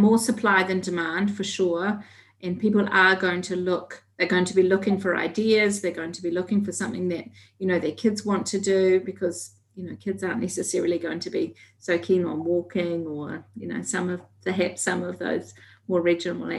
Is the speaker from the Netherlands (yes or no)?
no; New Zealand; as a Kiwi